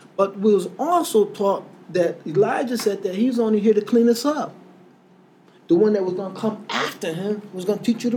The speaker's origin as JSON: {"language": "English", "country": "United States", "said": "I come from Connecticut, New York"}